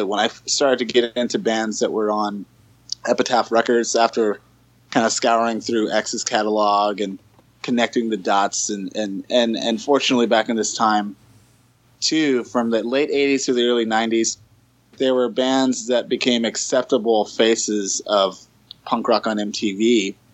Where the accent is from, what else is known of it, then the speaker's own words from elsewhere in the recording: Los Angeles, California, United States; I was born and raised in Los Angeles, California